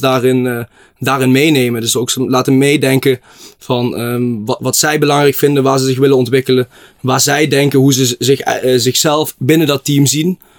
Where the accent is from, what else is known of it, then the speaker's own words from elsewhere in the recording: Blitterswijk, Limburg, Netherlands; ik kom uit Blitterswijk, het mooiste dorpje van de gemeente Venray